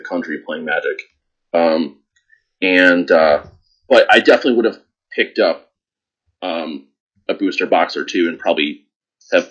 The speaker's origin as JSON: {"language": "English", "town": "Chicago", "region": "Illinois", "country": "United States", "said": "I'm from Chicago, so, you know, living in Chicago, there's a huge community for gaming"}